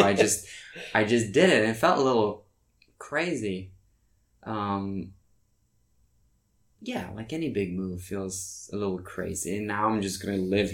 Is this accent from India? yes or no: no; Norway; English is a second language; moved away as an adult; also born or lived in New York, United States; now in Los Angeles, United States; I grew up in Norway, so I've had my share of winter there